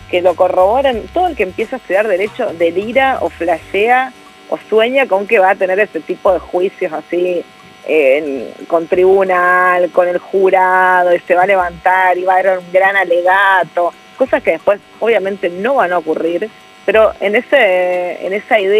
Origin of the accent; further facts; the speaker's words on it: northern Argentina, Argentina; now in Buenos Aires, Argentina; yo hablo de una manera diferente, tengo tonada, vengo del norte, lógicamente cada vez mi tonada se va pareciendo más a la tonada de Buenos Aires, pero sin embargo sigue siendo distinta